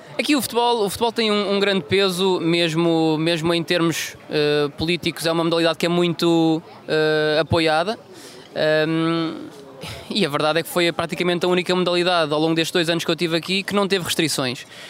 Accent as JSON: {"language": "Portuguese", "town": "Funchal", "region": "Madeira", "country": "Portugal", "tie": "born or raised there", "said": "sou natural do Funchal, eh, filho de imigrantes"}